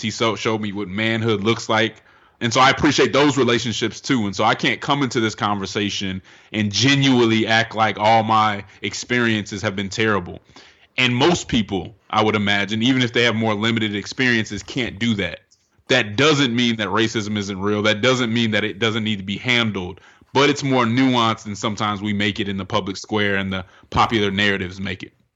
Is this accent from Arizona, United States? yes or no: no; Denver, Colorado, United States; now in Atlanta, United States; I'm from Denver, Colorado